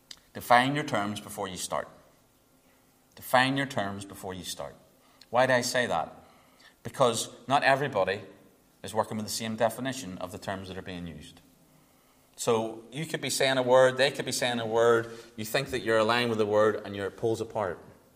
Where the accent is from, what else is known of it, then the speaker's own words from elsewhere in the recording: Northern Ireland, United Kingdom; I'm sorry, I'm from Northern Ireland. Can't say Catholic too much without getting, I just can't, right? It's not in me.